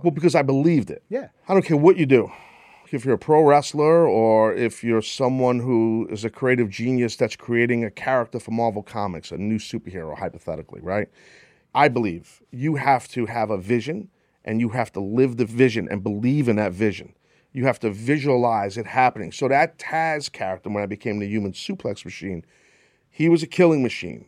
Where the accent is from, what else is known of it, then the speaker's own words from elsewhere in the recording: New York, United States; I grew up in New York, right? So I grew up a city kid